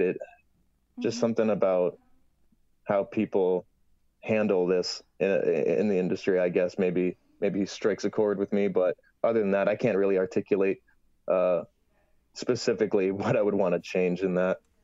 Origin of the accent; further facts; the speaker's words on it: Toronto, Ontario, Canada; I'm from Toronto